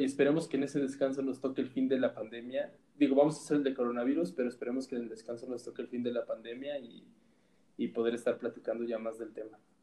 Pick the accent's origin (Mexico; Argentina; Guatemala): Mexico; a nosotros como mexicanos